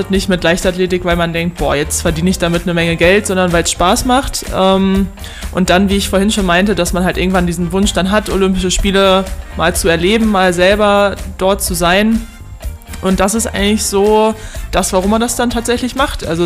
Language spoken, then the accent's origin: German; Löhne, North Rhine-Westphalia, Germany; zu meinem Stammverein, sage ich mal, aus Löhne, wo ich herkomme. Da bin ich immer noch Mitglied